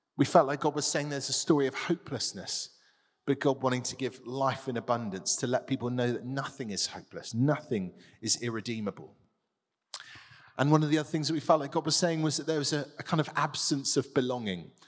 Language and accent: English; Tiverton, South West England, United Kingdom; I grew up in a, a market town, the other side of Devon